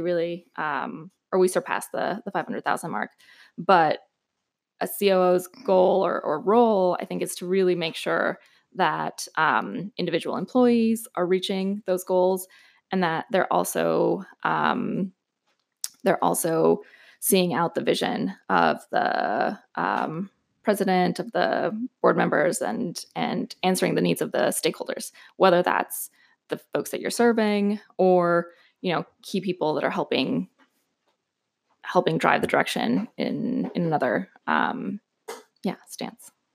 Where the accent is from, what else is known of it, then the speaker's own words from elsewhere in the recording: El Paso, Texas, United States; moved away as an adult; also born or lived in New York / Austin / Washington, D.C.; I am, um, originally from the border, from El Paso, so native Texan